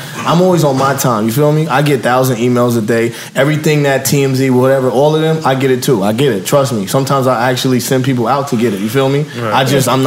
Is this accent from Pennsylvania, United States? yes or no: no; Long Island, New York, United States; I come from Long Island, New York